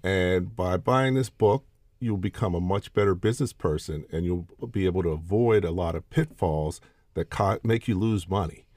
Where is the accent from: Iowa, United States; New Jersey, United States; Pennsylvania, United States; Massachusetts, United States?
Pennsylvania, United States; Pittsburgh; I grew up in Pittsburgh, Pennsylvania